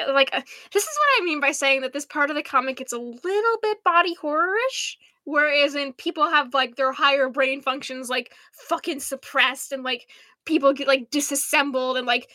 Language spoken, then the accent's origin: English; United States; now in St. Louis, United States; We're American.